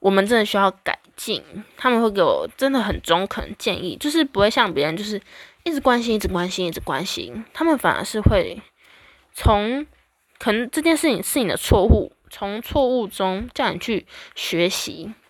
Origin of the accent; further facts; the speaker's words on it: Taiwan; 我们台湾人